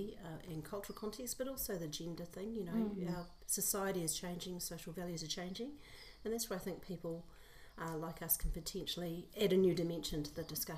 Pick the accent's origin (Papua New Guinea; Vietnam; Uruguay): Papua New Guinea; Port Moresby, National Capital District; moved away; also born or lived in New Zealand; So I'm New Zealand born, but I spent the first part of my life growing up in Port Moresby, Papua New Guinea.